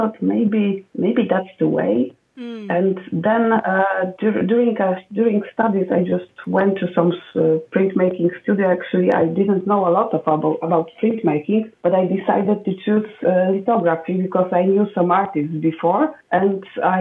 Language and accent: English; a small village close to Wrocław, Lower Silesian Voivodeship, Poland; So I grew up in Poland, actually in a small village quite close to the city, Wrocław, that I work right now